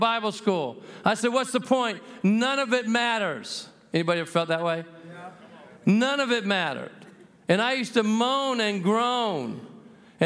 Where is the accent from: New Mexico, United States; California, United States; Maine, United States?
New Mexico, United States; I'm from the People's Republic of New Mexico.